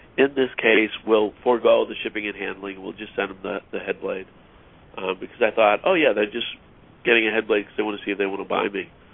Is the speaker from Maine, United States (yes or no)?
yes; Augusta, Maine, United States; moved away as an adult; also born or lived in Philadelphia / Seattle; now in Los Angeles, United States; I grew up in Maine, so not a, even though I live in Los Angeles now, I'm not from a, a big city. I'm actually from Augusta, Maine